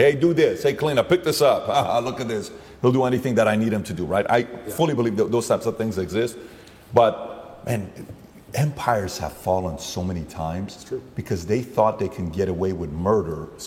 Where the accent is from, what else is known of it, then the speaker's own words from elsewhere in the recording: Glendale, California, United States; I'm from Glendale. I went to Glendale High School